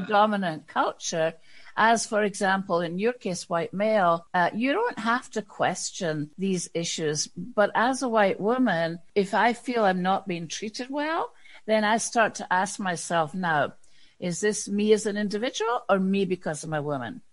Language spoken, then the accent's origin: English; Scotland, United Kingdom; moved away as an adult; a white woman from Scotland